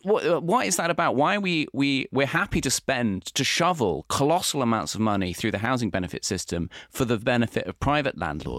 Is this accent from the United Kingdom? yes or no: yes; London, United Kingdom; you hear this a lot as a Londoner